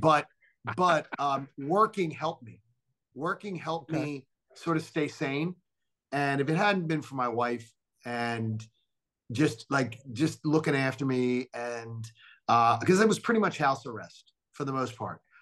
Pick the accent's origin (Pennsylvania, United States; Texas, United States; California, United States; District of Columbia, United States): Pennsylvania, United States; Philadelphia; moved away as an adult; also born or lived in Atlanta; being home in my hometown, being amongst my childhood friends